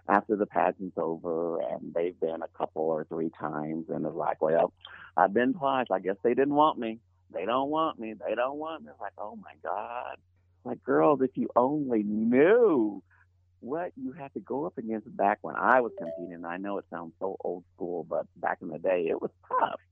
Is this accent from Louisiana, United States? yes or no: no; Illinois, United States; born or raised there